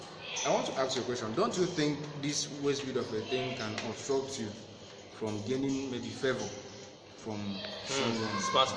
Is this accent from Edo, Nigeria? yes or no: no; Anambra, Nigeria; I'm an Igbo man. And I hail from Anambra here.